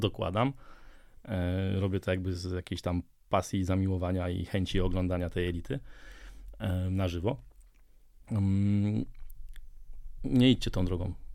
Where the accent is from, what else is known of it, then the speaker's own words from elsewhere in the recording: Częstochowa, Silesian Voivodeship, Poland; jestem z Częstochowy